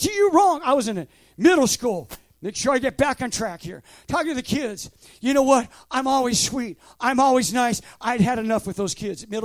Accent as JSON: {"language": "English", "region": "West Coast", "country": "United States", "moved": "yes", "said": "I'm from the West Coast."}